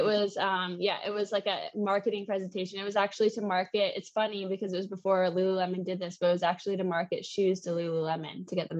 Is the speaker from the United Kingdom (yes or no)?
no; Canada; And my French was so bad, being Canadian, I didn't remember anything from French class in Canada.